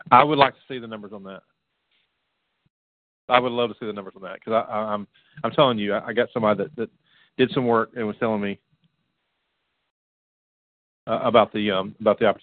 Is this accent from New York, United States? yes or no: no; Florida, United States; I, am a Florida guy. I know you are. I grew up in Florida.